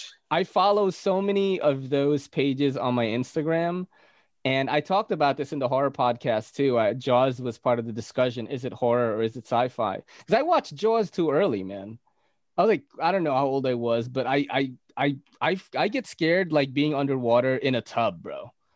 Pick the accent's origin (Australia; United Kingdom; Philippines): Philippines; accent: Filipino; Getting rid of my accent from the Philippines, because, you know, people pronounce it differently.